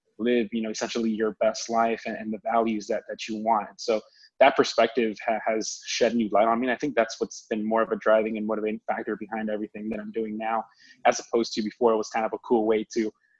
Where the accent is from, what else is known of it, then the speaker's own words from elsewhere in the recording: Florida, United States; moved away as an adult; I grew up in Florida pretty much for most of my life.